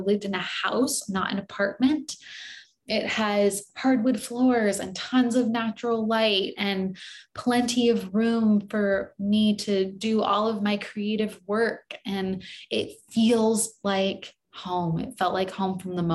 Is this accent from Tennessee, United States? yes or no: no; San Diego, California, United States; also born or lived in Los Angeles / New York City; my hometown of San Diego